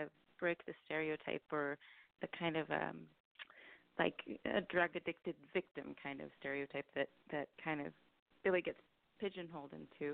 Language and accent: English; Petaluma, California, United States; moved away as an adult; also born or lived in New York City, United States / Syracuse, United States; I actually grew up here. I grew up in Petaluma